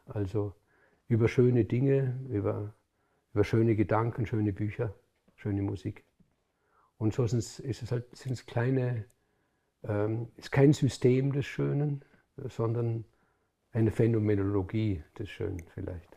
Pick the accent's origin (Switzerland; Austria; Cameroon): Austria; Hohenems, Vorarlberg; In Hohenems, wo ich, wo ich aufgewachsen bin